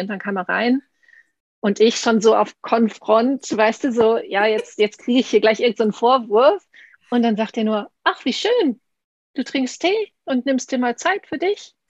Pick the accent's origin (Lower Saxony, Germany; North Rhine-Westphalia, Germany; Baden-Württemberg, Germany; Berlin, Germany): North Rhine-Westphalia, Germany; Münsterland; ich bin aus Münsterland, aber meine, mein Opa kam aus Ostfriesland